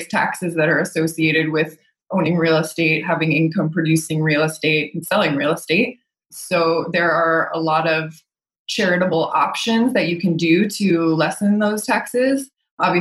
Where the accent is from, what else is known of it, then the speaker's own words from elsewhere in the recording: Phoenix, Arizona, United States; now in San Diego, United States; So I'm actually from Phoenix, Arizona.